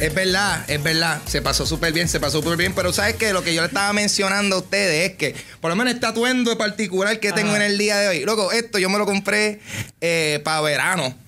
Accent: Carolina, Puerto Rico; soy de Carolina

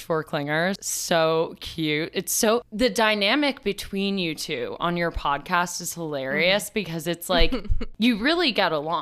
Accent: New York, United States; also born or lived in Los Angeles; growing up in New York

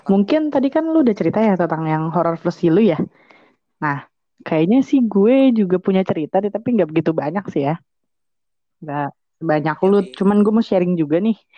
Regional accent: Bogor, West Java, Indonesia; now in South Tangerang, Indonesia; tapi kalau di Padang kan gue gue sendiri orang Padang ya tapi gue ting uh, dari kecil tuh lahirnya di sini di Bogor ya kan

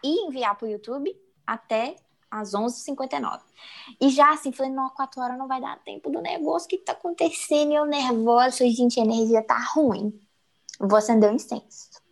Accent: Minas Gerais, Brazil; eu sou mineira raiz

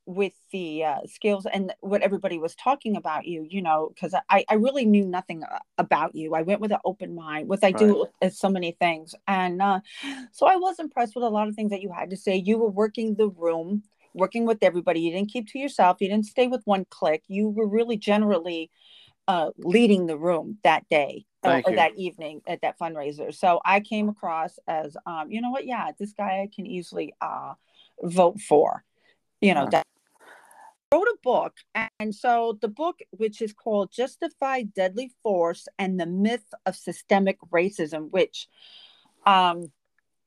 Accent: Los Angeles, California, United States; I grew up in LA all my life

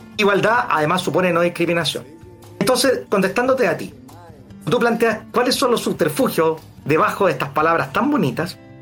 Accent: Santiago, Santiago Metropolitan Region, Chile; Yo soy de acá de Santiago

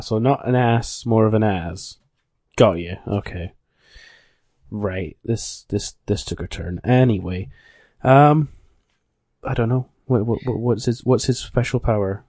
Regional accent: Scotland, United Kingdom; I'm from the land of Scott

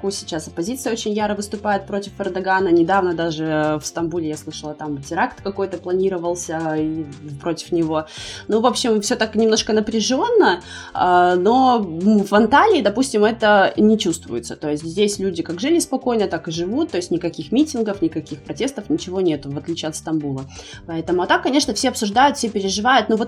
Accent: Kyrgyzstan; also born or lived in Kazakhstan / Russia; now in Turkey; мы родились и выросли в Кыргызстане, а, это Средняя Азия, да. А потом мы переехали в Казахстан, жили там какое-то время, около года. Из Казахстана вот мы переехали в Россию, 8 лет прожили в России и вот сейчас в Турции

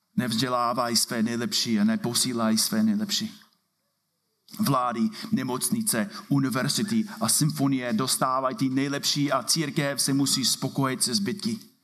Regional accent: United States; Czech is a second language; now in Czech Republic; Jsem tady jako Američan

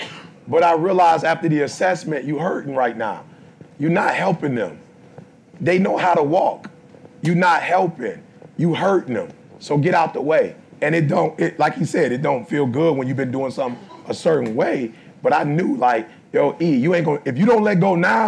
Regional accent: Detroit, Michigan, United States; I'm from Detroit, I ain't mad at nobody.

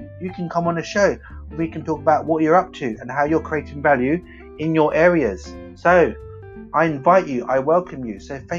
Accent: London, United Kingdom; moved away as an adult; now in Myanmar; I'm from London, UK, and I'm here now in Myanmar

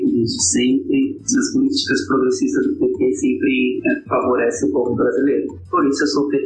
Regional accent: interior of São Paulo, Brazil; sou de do interior de São Paulo

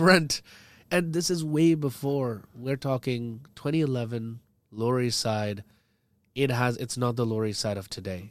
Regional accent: India; now as an Indian

